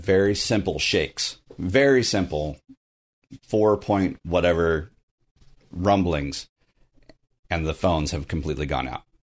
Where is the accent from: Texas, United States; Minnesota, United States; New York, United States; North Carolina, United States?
Texas, United States; Southern; now in Burbank, United States; I'm from Southern Texas